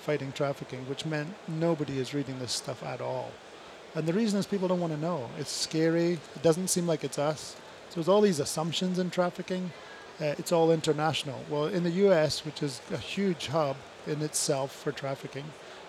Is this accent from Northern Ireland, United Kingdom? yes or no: no; Scotland, United Kingdom; I'm Scottish.